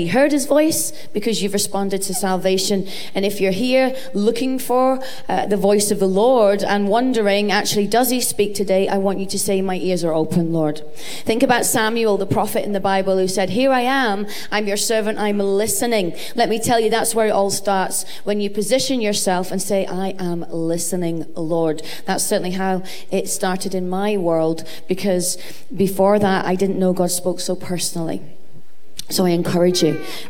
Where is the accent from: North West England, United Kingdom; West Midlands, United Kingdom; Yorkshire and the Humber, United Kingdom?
North West England, United Kingdom; Cumbria; moved away as an adult; also born or lived in Preston; now in Glasgow, United Kingdom; I was born in Preston, so almost local. And I grew up in Cumbria, but I've lived in Glasgow since I was 23.